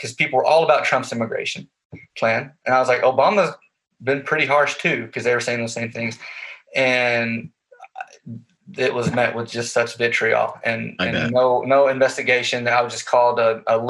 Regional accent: Goldthwaite, Texas, United States; moved away as an adult; also born or lived in Stephenville, Texas / Fort Worth, Texas; now in Oregon, United States; I was born and raised in Central Texas. I grew up in a small town called Goldthwaite.

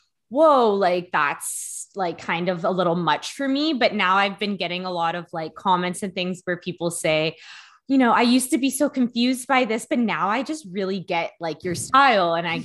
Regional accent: Hamilton, Ontario, Canada; where I grew up in Hamilton

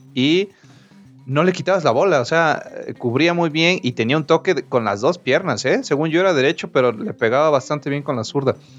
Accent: Veracruz, Mexico; yo soy de Veracruz

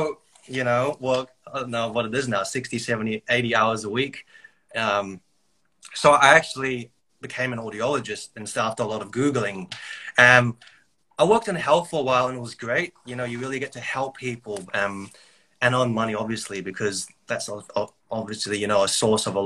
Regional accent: New Zealand; now in Brisbane, Australia; I grew up in New Zealand.

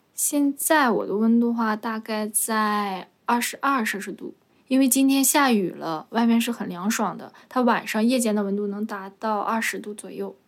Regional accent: Jilin, China; 因为我是吉林人，但是我是，呃，其他城市的，也是属于吉林省的

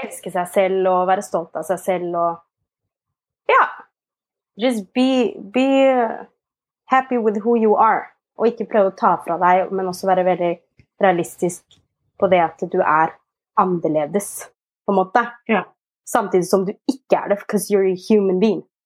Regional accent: Asker, Akershus, Norway; also born or lived in Ethiopia; Jeg er adoptert fra Etiopia, eh, og jeg vokste opp i Asker.

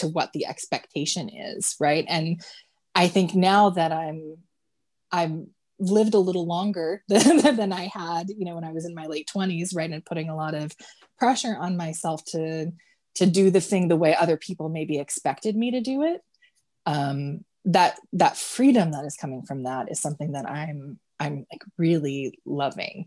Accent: California, United States; moved away as an adult; now in Washington, United States; I grew up in California and I moved to Washington, and after a few years of living here

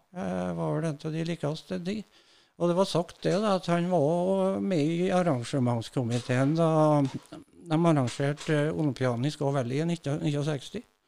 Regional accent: Rindal, Trøndelag, Norway; Jeg er født i Rindal

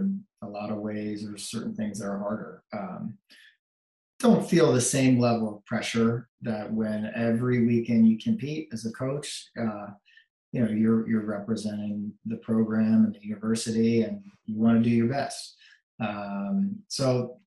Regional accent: Florida, United States; moved away; also born or lived in New York; I was born in New York, but when I was 8, moved to Florida.

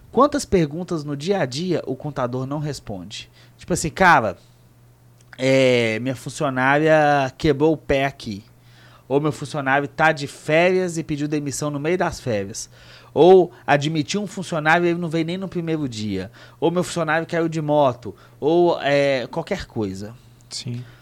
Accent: Minas Gerais, Brazil; Porque a gente é mineiro, eles também devem achar

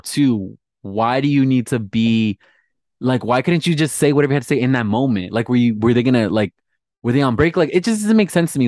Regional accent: Southern California, United States; I'm from Southern California

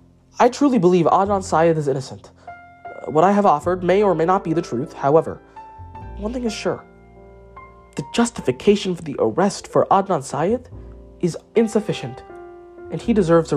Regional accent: United States; As an Indian-American male

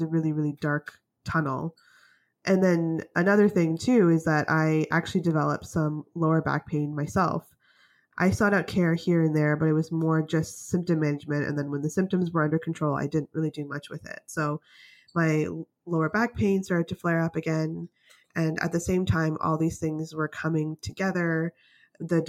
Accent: Canada; also born or lived in United States / British Columbia; I want to give myself a chance to work in the States because I'm from Canada

